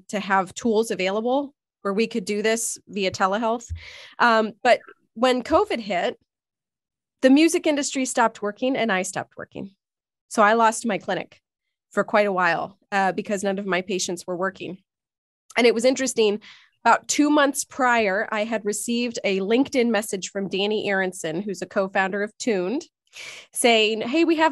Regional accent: Northeast Ohio, United States; also born or lived in Chicago; I'm from Northeast Ohio.

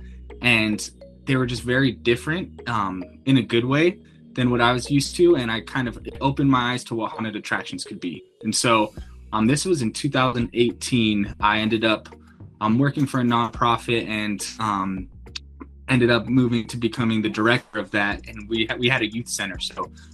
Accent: Salt Lake City, Utah, United States; now in Medford, United States; I'm originally from Salt Lake City, Utah

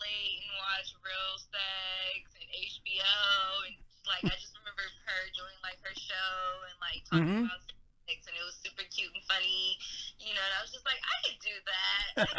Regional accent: San Francisco, California, United States; also born or lived in East Bay; I'm originally from San Francisco, California.

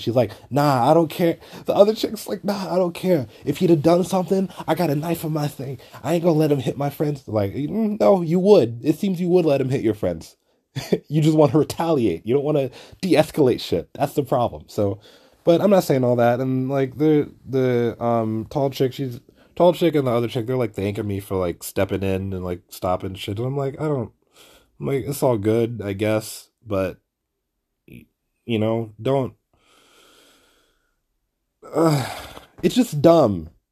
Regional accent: New York City, New York, United States; I'm from Flatbush too

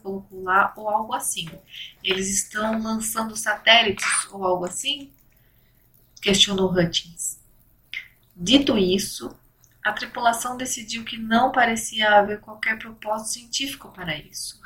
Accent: São Paulo, Brazil; eu sou de São Paulo

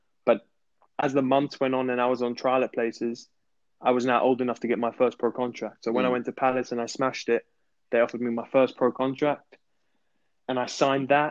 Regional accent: South Africa; moved away; also born or lived in England; I grew up in South Africa, so of course that feels like my home

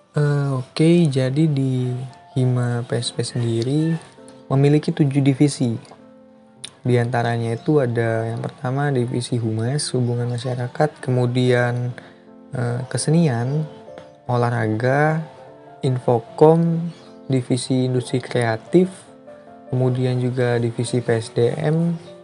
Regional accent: Lampung, Indonesia; moved away as an adult; Saya memang dari Lampung, asal saya dari Lampung

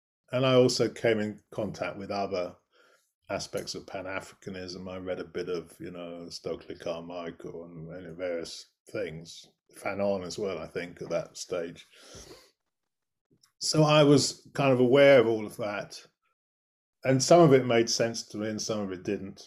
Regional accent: United Kingdom; I grew up actually not very far from London, but far enough from London to be in the middle of nowhere, as it were.

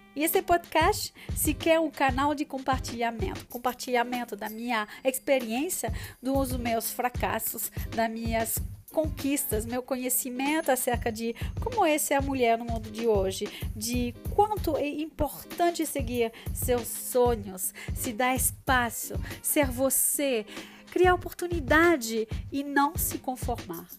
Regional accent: France; Portuguese is a second language; moved away; sou francesa

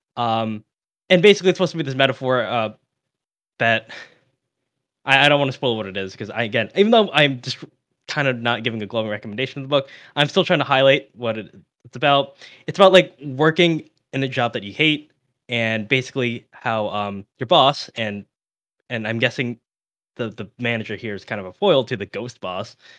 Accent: United States; I'm American

